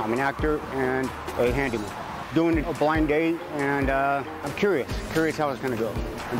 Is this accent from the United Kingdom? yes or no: no; Riverside, California, United States; No, I'm from Riverside.